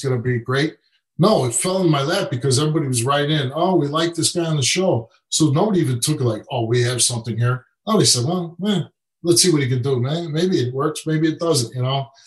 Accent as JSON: {"language": "English", "town": "Chicago", "region": "Illinois", "country": "United States", "tie": "born or raised there", "said": "I grew up in Chicago with with nothing"}